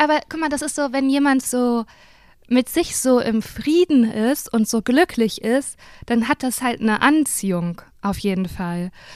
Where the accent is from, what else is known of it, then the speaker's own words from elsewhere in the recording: Germany; dass ich Deutsche bin